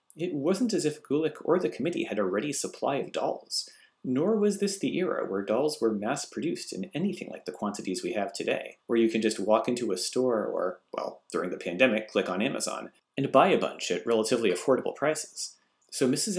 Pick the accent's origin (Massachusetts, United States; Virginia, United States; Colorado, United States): Massachusetts, United States; moved away as an adult; now in Japan; my home state of Massachusetts